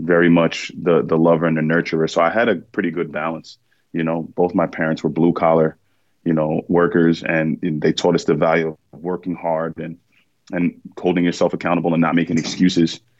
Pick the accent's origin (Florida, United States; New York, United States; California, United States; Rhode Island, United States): New York, United States; New York City; I was born in Bronx, New York